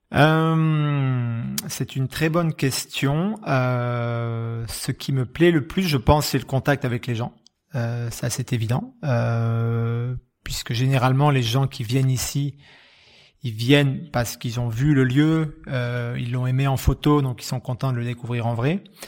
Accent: Bordeaux, Nouvelle-Aquitaine, France; moved away as an adult; je suis bordelais de naissance, euh, j'ai passé, ouais, j'ai passé plus de 20 ans, les 20 premières années de ma vie

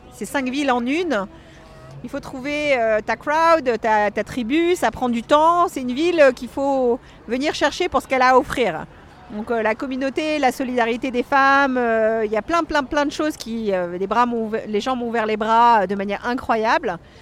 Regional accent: Paris, Île-de-France, France; moved away as an adult; now in Los Angeles, United States; J'ai fait ma première tarte au chocolat quand j'avais 13 ans que j'ai apportée à Conticini dans son restaurant à l'époque qui s'appelait la Table d'Anvers à côté de chez moi à Paris

